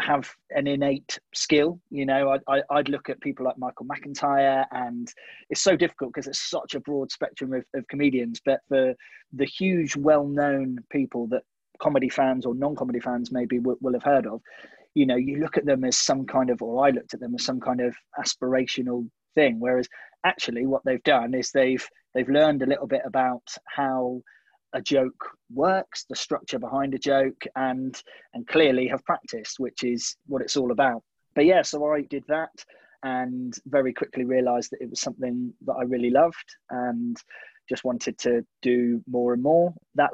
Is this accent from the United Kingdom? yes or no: yes; Sidmouth, South West England, United Kingdom; moved away; also born or lived in Bath; And then I grew up in Sidmouth and then moved away to Bath.